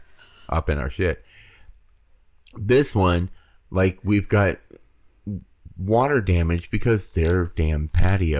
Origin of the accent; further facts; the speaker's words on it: Hawaii, United States; moved away; we come from Hawaii